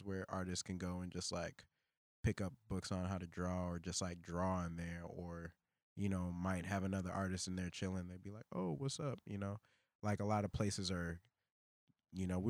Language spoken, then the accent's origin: English; New York City, New York, United States; moved away; Brooklyn because that's where I come from.